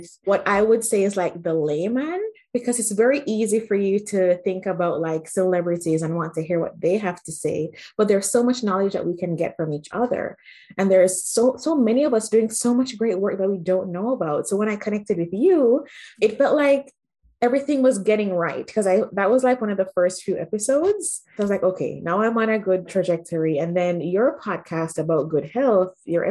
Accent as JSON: {"language": "English", "country": "Jamaica", "tie": "born or raised there", "also_born_or_lived": "Manitoba, Canada", "moved": "as an adult", "lives_now": "Canada", "said": "I grew up in Jamaica, had a great life"}